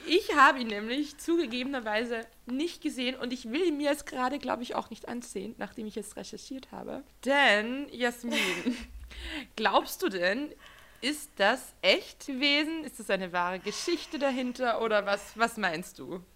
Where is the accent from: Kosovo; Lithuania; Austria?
Austria; Wir sind beide Österreicher